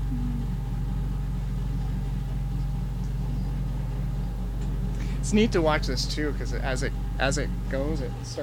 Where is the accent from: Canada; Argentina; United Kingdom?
Canada; British Columbia; I'm from here